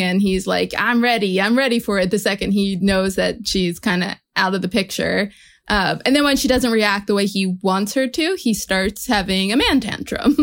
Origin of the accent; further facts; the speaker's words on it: New Jersey, United States; Growing up in New Jersey